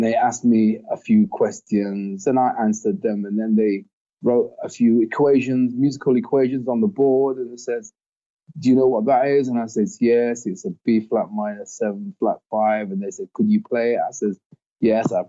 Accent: Nottingham, East Midlands, United Kingdom; my hometown, Nottingham

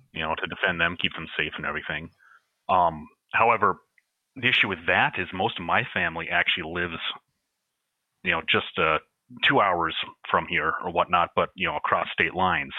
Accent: United States; as an American

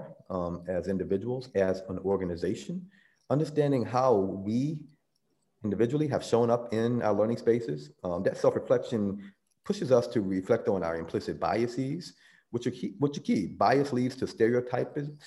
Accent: the South, United States; I grew up in the South, and my family would refer to it as the Jim Crow South.

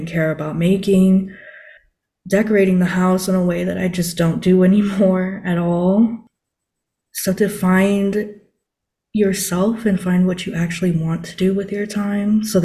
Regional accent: Guam; I'm from Guam and that's kind of like close to Japan, so I even took like Japanese

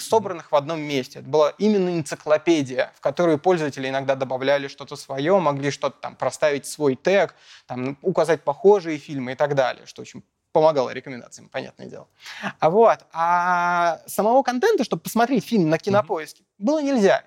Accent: Moscow, Russia; родился в Москве, учился в Москве

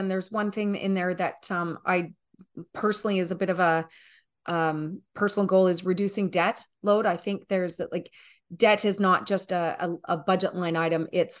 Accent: Canada; also born or lived in Newfoundland / Nova Scotia / Alberta; I'm a Canadian. I've lived in Newfoundland, Nova Scotia, Alberta, BC. I'm out on the West Coast right now

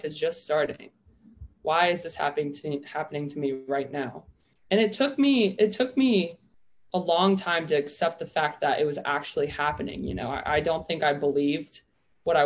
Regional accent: Oklahoma, United States; I'm originally from Oklahoma

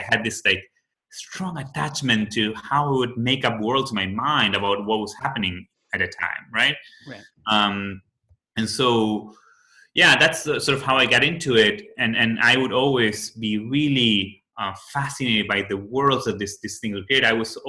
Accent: Buenos Aires, Argentina; English is a second language; moved away; So I'm originally from Argentina, from Buenos Aires.

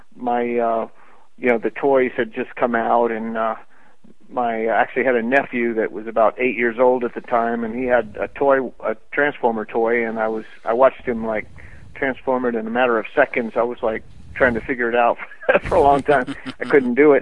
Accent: Florida, United States; moved away as an adult; also born or lived in Colorado; now in Los Angeles, United States; I grew up in Florida

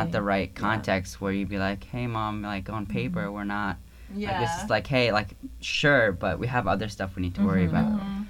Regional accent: Baghdad, Baghdad Governorate, Iraq; moved away; also born or lived in Syria; No, I'm from Iraq. Okay. Baghdad.

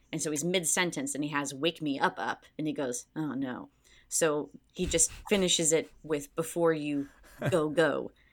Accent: Palatine, Illinois, United States; I'm from Palatine, Illinois

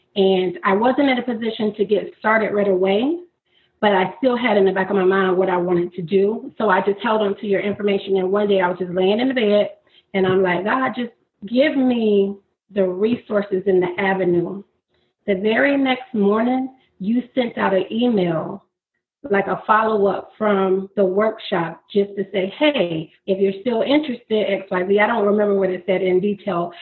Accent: Florida, United States; moved away as an adult; now in Maryland, United States; I am from Florida, actually born and raised in Florida. I moved to Maryland two and a half years ago

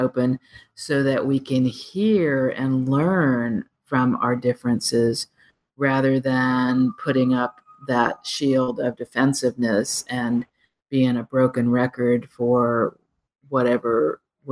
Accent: United States; as an American

